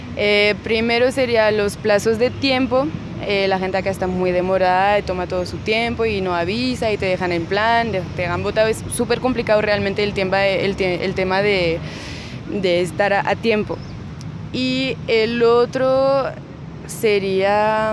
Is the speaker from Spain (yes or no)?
no; France; now in Bogotá, Colombia; yo como francesa